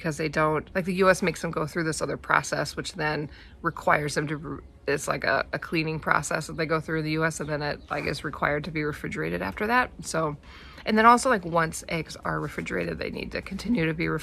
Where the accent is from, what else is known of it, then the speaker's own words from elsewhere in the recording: Wisconsin, United States; moved away as an adult; now in New Zealand; I'm from Wisconsin where you have significant part of the year freezing cold